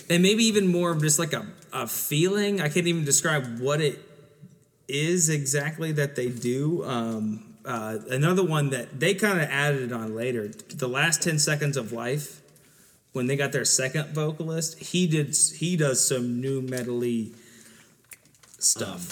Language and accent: English; Southern Ohio, United States; growing up in Southern Ohio